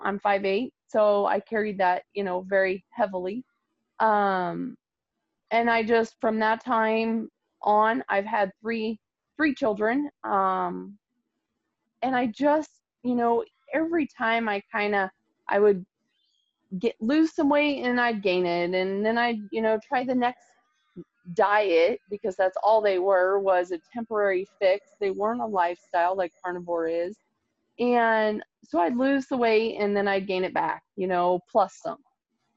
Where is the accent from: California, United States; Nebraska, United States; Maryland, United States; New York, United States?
Nebraska, United States; I'm from Nebraska